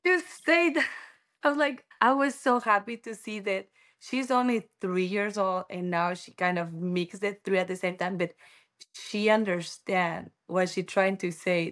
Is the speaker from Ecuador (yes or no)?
yes; Ecuador; English is a second language; moved away as an adult; also born or lived in Quito / Taipei; now in United States; I'm from Ecuador